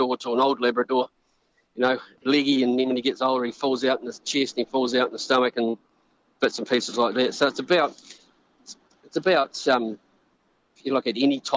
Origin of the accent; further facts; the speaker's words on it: New Zealand; we're Kiwi rec hunters.